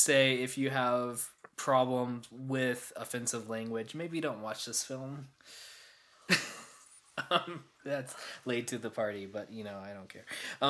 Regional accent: the South, United States; we're all from the South

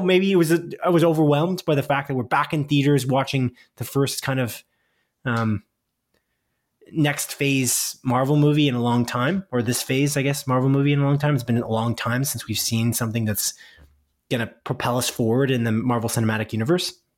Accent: Canada; We live in Canada, if you didn't know that, listener. We're Canadian here on Split Focus

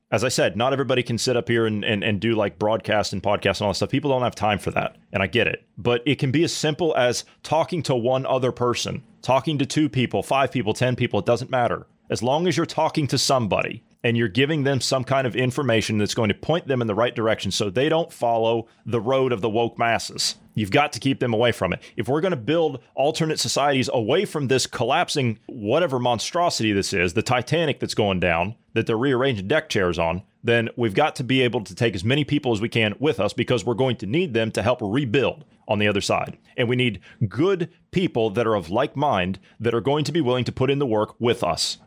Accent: United States; moved away; as an American

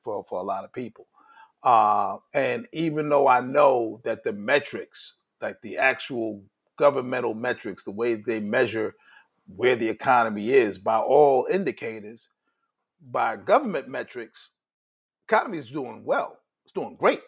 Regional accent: New York City, New York, United States; growing up in Brooklyn

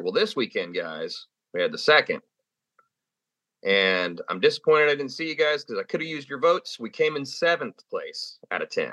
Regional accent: California, United States; moved away; I'm from California

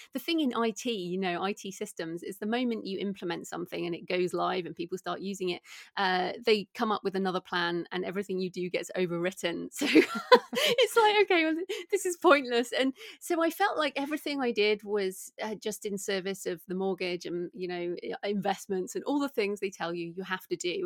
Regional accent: United Kingdom; also born or lived in Bath, England; as people can probably hear from my accent, I'm British

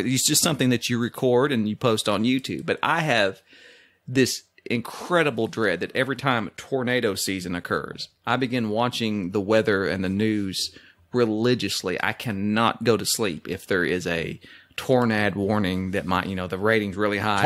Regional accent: Oklahoma, United States; Being Oklahoman

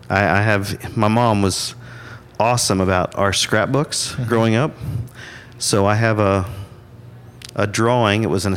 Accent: Stillwater, Oklahoma, United States; also born or lived in Chickasha, Oklahoma; So Stillwater born and raised. Have been here ever since.

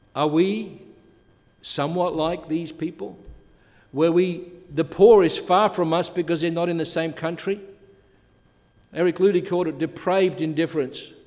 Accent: Adelaide, South Australia, Australia; also born or lived in Europe; now in Canada; when I was a young boy growing up in Adelaide

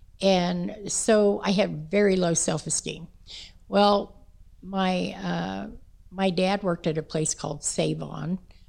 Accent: Kansas City, Kansas, United States; Oh, we moved out to 81st Street then in Wyandotte County.

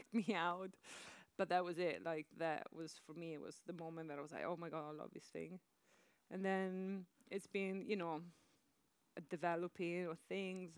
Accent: Padua, Veneto, Italy; moved away; I'm from Padova, which is a medium-sized city from the northeast of Italy

